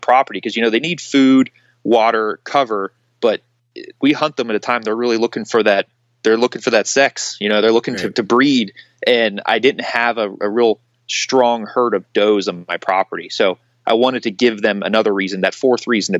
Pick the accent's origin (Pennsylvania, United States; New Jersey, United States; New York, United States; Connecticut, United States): Pennsylvania, United States; hunting this hilly terrain from where I grew up in Pennsylvania that was postage stamp flat.